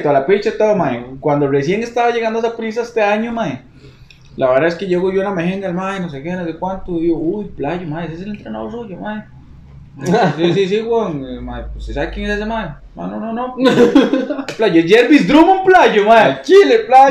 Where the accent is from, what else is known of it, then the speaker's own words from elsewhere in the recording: Costa Rica; also born or lived in Panama; soy tico